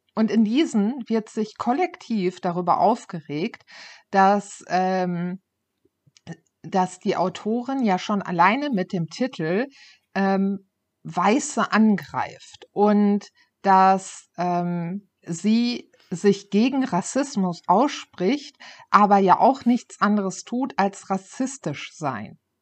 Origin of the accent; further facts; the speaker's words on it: Ruhr area, North Rhine-Westphalia, Germany; ich komme ja aus, äh, aus dem Ruhrpott